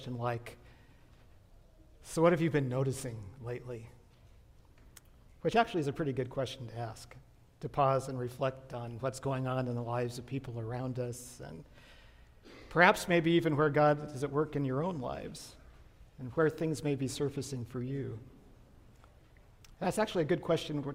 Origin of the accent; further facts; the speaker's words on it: Riverside, California, United States; When I was a kid growing up in La Sierra in the 60s and early 70s